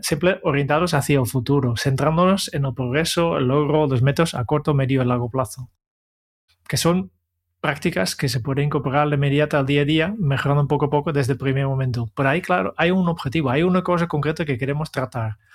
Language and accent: Spanish; Netherlands; now in Spain; yo, vengo de Holanda